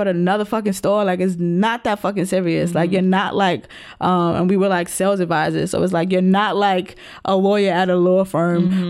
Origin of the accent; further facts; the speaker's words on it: New York City, New York, United States; being a New Yorker